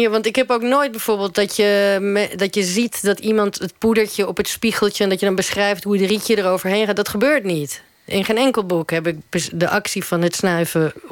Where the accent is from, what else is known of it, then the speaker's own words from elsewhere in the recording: Netherlands; of als ik als Nederlander in Uruguay kom, dan wil het ook wel eens misgaan.